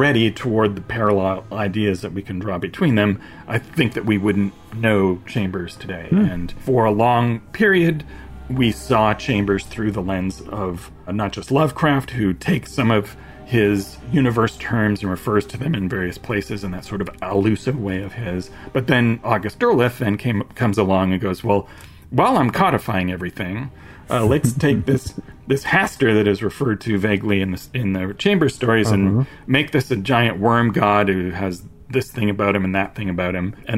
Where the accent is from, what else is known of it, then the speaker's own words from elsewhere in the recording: Toronto, Ontario, Canada; I'm from Toronto